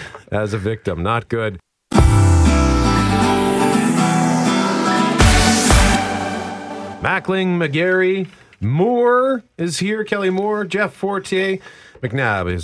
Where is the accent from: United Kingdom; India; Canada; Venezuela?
Canada; Winnipeg, Manitoba; I'm from Transcona